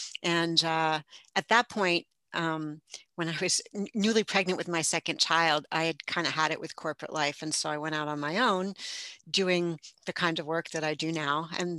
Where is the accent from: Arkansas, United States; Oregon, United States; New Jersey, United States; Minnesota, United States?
New Jersey, United States; northern; also born or lived in Brooklyn, New York; I grew up in the New York area. I was born in Brooklyn, and just before I was ready for kindergarten, we moved out to the northern New Jersey area.